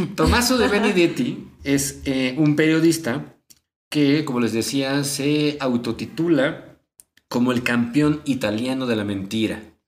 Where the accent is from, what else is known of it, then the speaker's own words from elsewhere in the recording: Mexico; a nosotros al menos como mexicanos